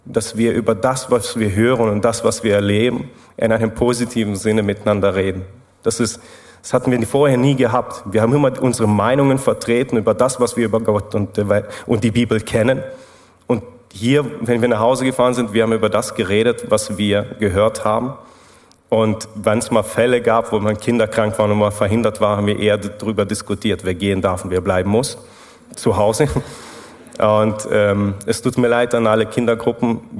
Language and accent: German; Germany; moved away as an adult; now in Switzerland; Ja, also man hört es ja raus, ich komme aus Deutschland. Ich habe eine Schweizerin geheiratet und das war der Punkt, wo wir dann in die Schweiz gezogen sind.